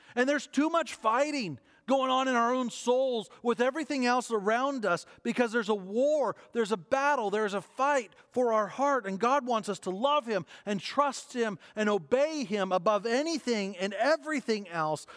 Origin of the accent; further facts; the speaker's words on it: United States; As Western and as American Christians